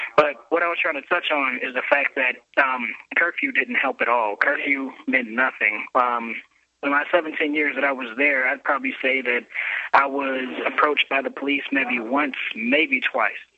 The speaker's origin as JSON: {"language": "English", "town": "Chicago", "region": "Illinois", "country": "United States", "tie": "born or raised there", "moved": "yes", "lives_now": "Alabama, United States", "said": "I'm from Chicago, and I grew up in a pretty bad neighborhood in Chicago."}